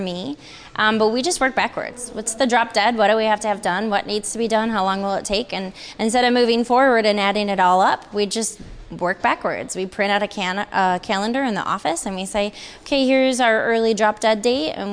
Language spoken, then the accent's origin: English; Midwest, United States; moved away as an adult; now in California, United States; I am from the Midwest, so I moved my business from the Midwest back in 2013